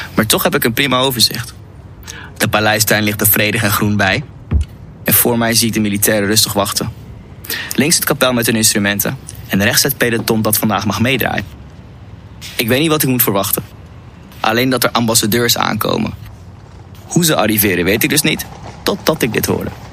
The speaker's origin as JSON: {"language": "Dutch", "country": "Netherlands"}